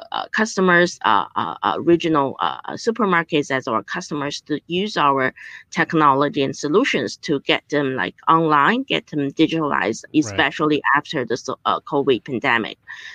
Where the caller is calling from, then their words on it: Beijing, China; I'm joining you from Beijing, so it's midnight here